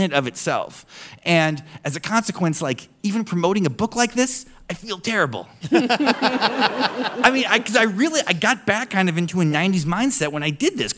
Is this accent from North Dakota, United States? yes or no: yes; North Dakota, United States; moved away; also born or lived in Ohio; I came from North Dakota and then lived kind of in suburban Ohio